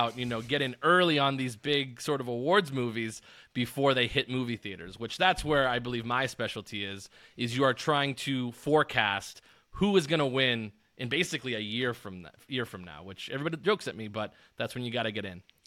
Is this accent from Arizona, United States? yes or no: yes; Tucson, Arizona, United States; moved away as an adult; now in Las Vegas, United States; I'm originally from Arizona, which I'm from Tucson, Arizona